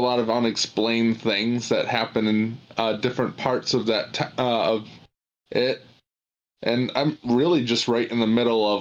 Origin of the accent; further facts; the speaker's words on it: Michigan, United States; I'm from Michigan